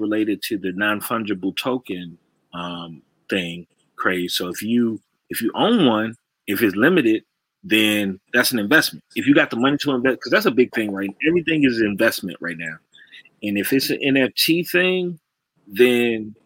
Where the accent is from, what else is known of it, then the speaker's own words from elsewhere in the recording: Chicago, Illinois, United States; I'm from Chicago